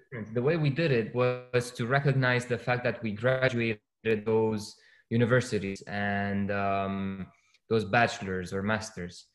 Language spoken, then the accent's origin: English; Romania; born or raised there; moved away